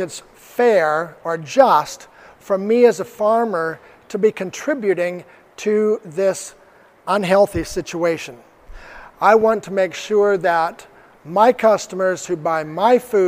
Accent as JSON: {"language": "English", "region": "Arizona", "country": "United States", "said": "Arizona State University, from my home state"}